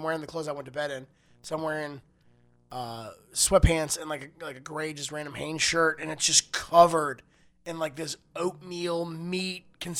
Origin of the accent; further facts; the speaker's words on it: Florida, United States; now in California, United States; I was born in Florida. I am a Florida cracker